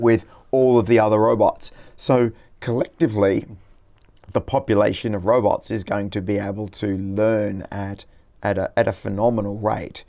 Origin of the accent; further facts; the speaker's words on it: Brisbane, Queensland, Australia; my hometown, Brisbane